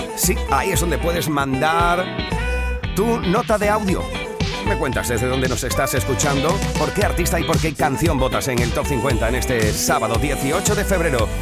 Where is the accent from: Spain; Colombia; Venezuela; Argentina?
Spain; Huelva, Andalusia; desde Huelva. Mira, desde mi tierra